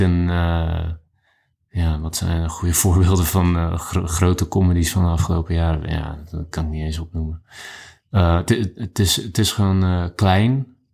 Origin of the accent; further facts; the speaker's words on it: Netherlands; als Nederlander